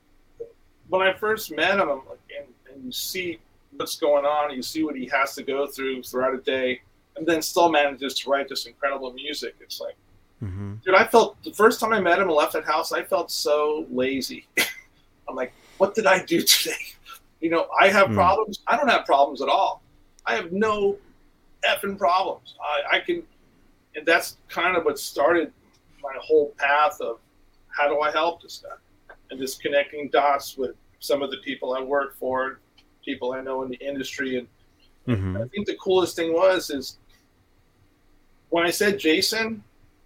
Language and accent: English; New York City, New York, United States; I'm a kid from Queens in the 70s